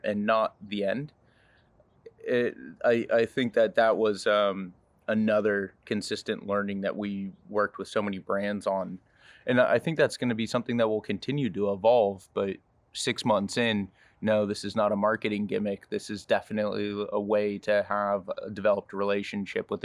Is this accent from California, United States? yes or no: yes; Napa, California, United States; Growing up in Napa, my family had 7 acres of Cabernet